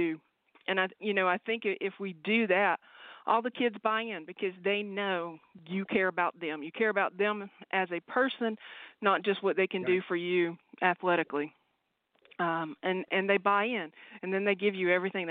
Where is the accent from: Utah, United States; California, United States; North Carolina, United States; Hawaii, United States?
North Carolina, United States; Mount Airy; moved away as an adult; also born or lived in Iceland / Virginia / Tennessee / Georgia; now in Moncks Corner, United States; I actually born and raised in Mount Airy, North Carolina